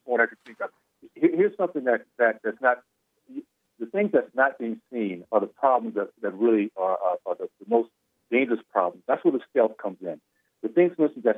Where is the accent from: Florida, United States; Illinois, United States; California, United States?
Florida, United States; Tallahassee; I grew up in the Deep South, segregated KKK Tallahassee